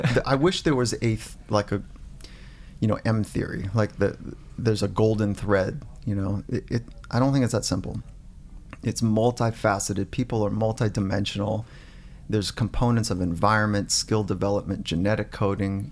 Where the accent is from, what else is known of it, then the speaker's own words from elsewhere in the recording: Warrenton, Virginia, United States; I was born in Virginia, grew up on a farm